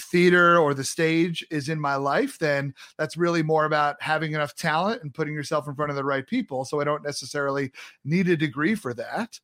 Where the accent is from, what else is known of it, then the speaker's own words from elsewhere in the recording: Long Island, New York, United States; also born or lived in North Carolina; I grew up on Long Island